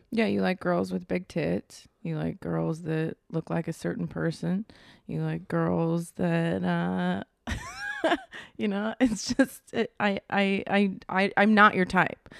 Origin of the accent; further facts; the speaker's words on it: Virginia, United States; moved away as an adult; also born or lived in Long Beach, California; now in Los Angeles, United States; I'm from Virginia.